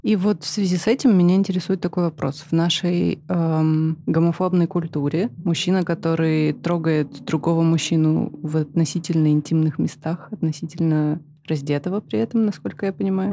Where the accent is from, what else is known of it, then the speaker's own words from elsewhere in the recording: Karaganda, Karaganda Region, Kazakhstan; moved away; я выросла в Казахстане, в городе Караганда